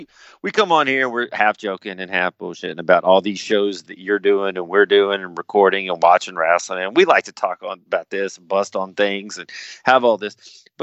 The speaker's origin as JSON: {"language": "English", "region": "the South", "country": "United States", "said": "I love the South. I'm from the South. I've never lived outside of the South. I'm Southern, so to speak."}